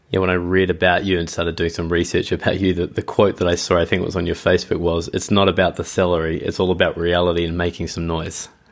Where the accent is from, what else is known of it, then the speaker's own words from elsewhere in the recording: New Zealand; now in Tokyo, Japan; I am based and live in Tokyo, uh, but I'm originally from New Zealand